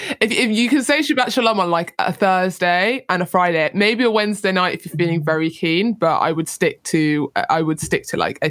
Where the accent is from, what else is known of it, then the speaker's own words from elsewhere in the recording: Jamaica; I'm a Jamaican as well.